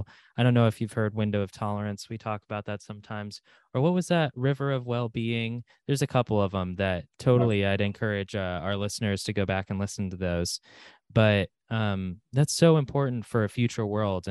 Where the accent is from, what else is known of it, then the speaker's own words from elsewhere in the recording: Sidney, Ohio, United States; We grew up in Sydney, Ohio